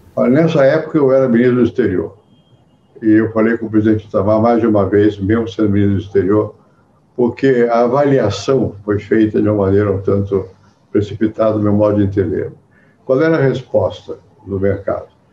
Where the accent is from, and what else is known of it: Brazil